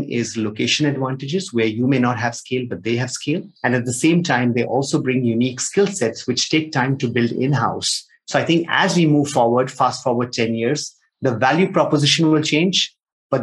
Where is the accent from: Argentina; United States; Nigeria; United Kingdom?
Nigeria; moved away; also born or lived in India; I've been born and brought up in Nigeria, grew up there, then moved to India, did my chartered accountancy